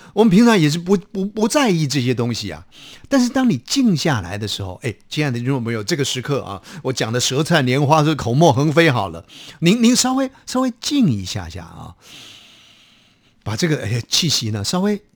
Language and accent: Chinese; Taiwan; 我们台湾话其实更早的语言